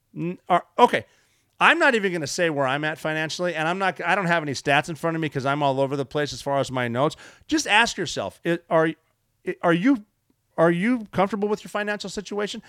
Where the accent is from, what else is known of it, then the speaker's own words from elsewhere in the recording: United States; I'm an American